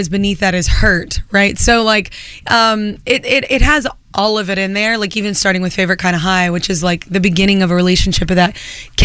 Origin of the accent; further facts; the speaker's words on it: Burleson, Texas, United States; moved away as an adult; also born or lived in Fort Worth, Texas; now in New York, United States; I'm from Burleson and Fort Worth